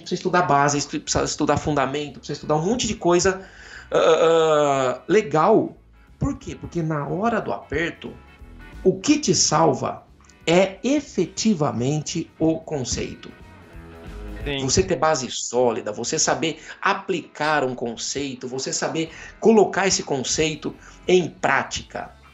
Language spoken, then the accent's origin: Portuguese; Jaú, São Paulo, Brazil; Eu venho de Jaú, interior de São Paulo